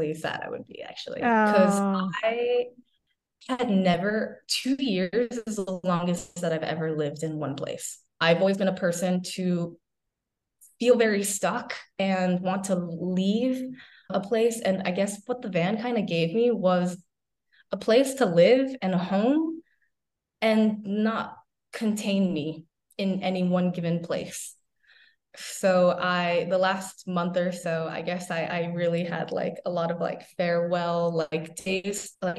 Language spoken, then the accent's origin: English; East Coast, United States; moved away; also born or lived in Midwest / California; I grew up on the East Coast